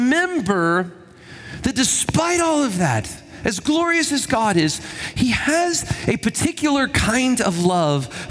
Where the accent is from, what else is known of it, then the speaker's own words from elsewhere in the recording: Huntsville, Alabama, United States; I'm from Huntsville